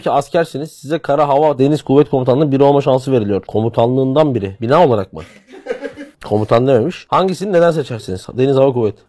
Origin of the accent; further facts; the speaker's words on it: Batman, Batman Province, Turkey; moved away; benim memleketimin plakasına geldik